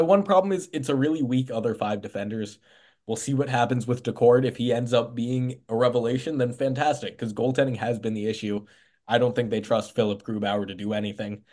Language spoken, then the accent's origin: English; Los Angeles, California, United States; my home state, home city of Los Angeles, California